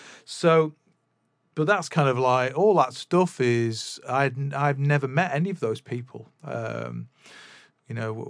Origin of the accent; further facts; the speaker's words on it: Manchester, North West England, United Kingdom; the other side of Manchester from where we ended up growing up in Swinton, which was where I was born, but I didn't grow up there.